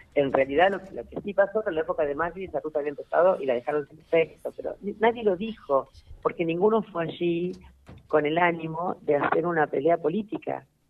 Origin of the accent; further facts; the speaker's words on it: Santa Fe, Argentina; nosotros vamos a actuar como santafesinos